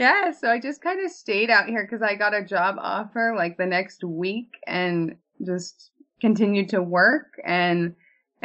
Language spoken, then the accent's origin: English; Oregon, United States; now in Utah, United States; I grew up in Oregon, probably one of the most liberal states out there.